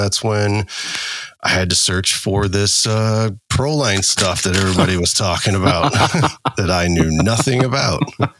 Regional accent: Illinois, United States; I am from Illinois.

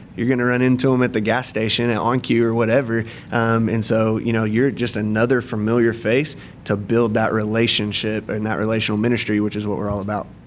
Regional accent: McAlester, Oklahoma, United States; also born or lived in Edmond, Oklahoma; I grew up in McAllister, Oklahoma

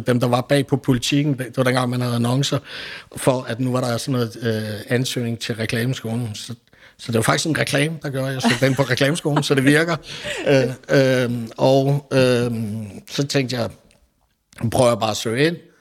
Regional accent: Billund, Southern Denmark, Denmark; jeg er oprindelig fra Billund

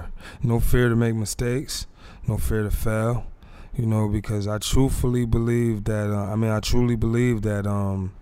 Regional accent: East Orange, New Jersey, United States; also born or lived in Michigan; I'm a Jersey boy. I'm from North EO

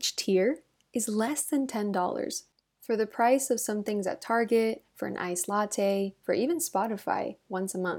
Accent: Miami, Florida, United States; now in Madrid, Spain; I grew up in Miami and so I never had seasons. So I think now living in Madrid

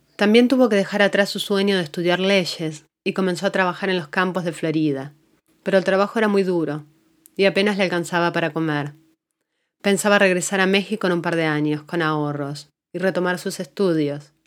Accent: Argentina; moved away as an adult; now in Asheville, United States; soy argentina, inmigrante.

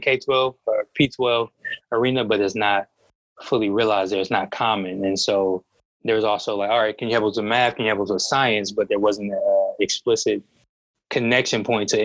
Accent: Detroit, Michigan, United States; being a Black man growing up in Detroit, even when I left to go to school, I knew that I wanted to return

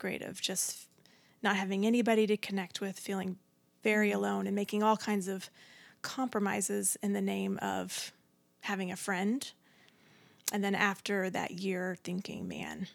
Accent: Mesquite, Texas, United States; we grew up in Mesquite, lived in the same house my whole life

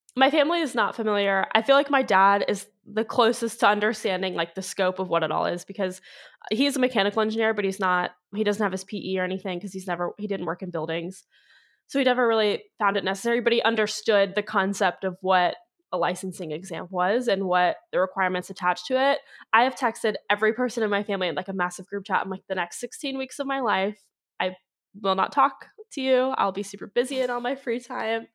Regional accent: Ohio, United States; also born or lived in Clemson, South Carolina; now in Cincinnati, United States; I am from Ohio, but I was in Northern Ohio for so long

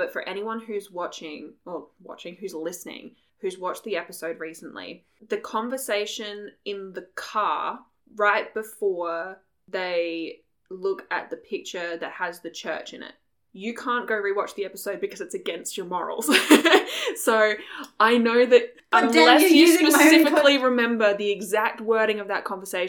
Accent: Australia; we come from Australia.

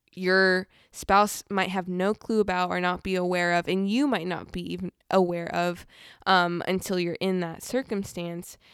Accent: Southern California, United States; I'm from Southern California, very fast pace

